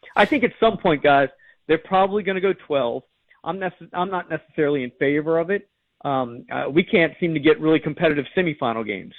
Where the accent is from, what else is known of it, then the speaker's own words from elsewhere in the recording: New Orleans, Louisiana, United States; I'm a New Orleans guy. I'm from New Orleans.